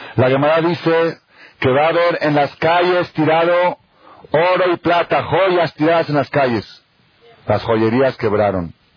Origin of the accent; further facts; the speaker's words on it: Argentina; moved away; yo soy argentino, ahí somos puro fútbol de chiquito